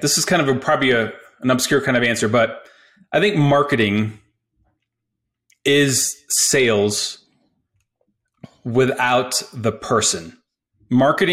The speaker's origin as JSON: {"language": "English", "region": "Colorado", "country": "United States", "tie": "born or raised there", "said": "I'm from Colorado, not from, but I grew up in Colorado, basically went to CU Boulder"}